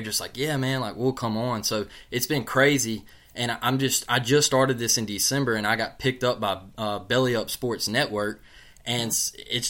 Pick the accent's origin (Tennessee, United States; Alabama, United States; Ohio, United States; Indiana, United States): Alabama, United States; Mobile; I'm from Mobile, Alabama